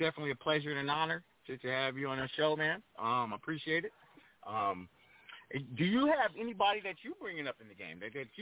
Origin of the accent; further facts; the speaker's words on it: Pomona, California, United States; moved away as an adult; also born or lived in Crenshaw, Los Angeles; now in Los Angeles, United States; a DJ growing up in Pomona